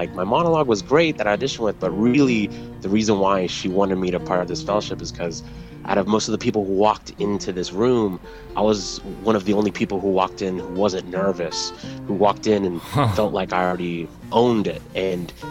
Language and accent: English; Texas, United States; moved away as an adult; now in New York City, United States; I grew up in Texas, but I moved here